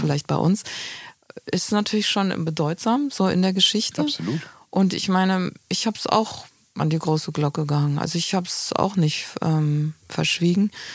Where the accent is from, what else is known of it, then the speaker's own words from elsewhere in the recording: Hofheim am Taunus, Hesse, Germany; moved away; also born or lived in Frankfurt am Main; auf dem Land, im Taunus. Ja. Hofheim heißt das Örtchen